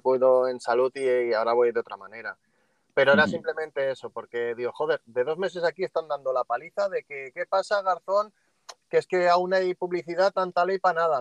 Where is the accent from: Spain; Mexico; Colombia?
Spain; Catalonia; moved away; soy catalán y, y, estoy por fuera de España